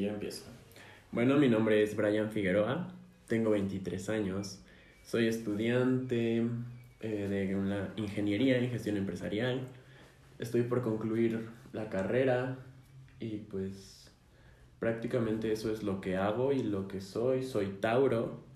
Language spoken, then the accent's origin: Spanish; Mexico City, Mexico; somos chilangos nacidos y, y criados, nacidos y criados en la Ciudad de México